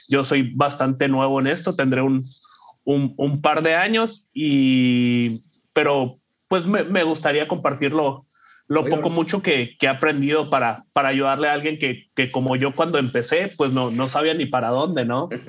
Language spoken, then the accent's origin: Spanish; Sonora, Mexico; now in Ohio, United States; eh, soy, soy mexicano, soy de, de, Sonora, ahora vivo en, en, en Ohio, en, en, Estados Unidos, de, ahí que saco la, la cura, como le decimos, de que soy un, un sonorense en Ohio.